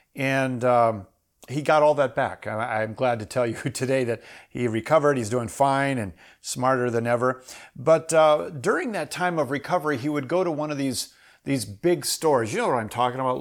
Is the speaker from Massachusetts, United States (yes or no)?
no; Minnesota, United States; also born or lived in Iowa; I grew up in Minnesota.